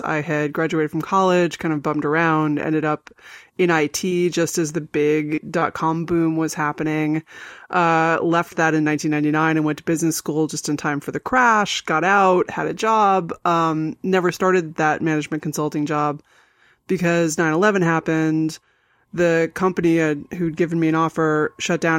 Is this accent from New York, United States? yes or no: yes; New York City, New York, United States; born or raised there